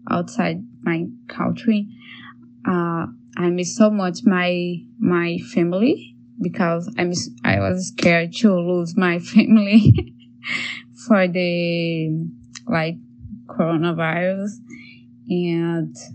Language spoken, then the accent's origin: English; Brazil; English is a second language; moved away as an adult; now in Toronto, Canada; Uh, I'm an artist. I'm from Brazil, but in the beginning of the quarantine, I was in Canada, Toronto